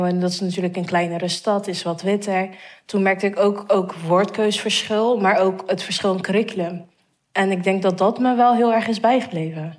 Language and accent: Dutch; Rotterdam, South Holland, Netherlands; also born or lived in Vlaardingen; ik ben in Rotterdam-Zuid opgegroeid, heb hier op basisschool gezeten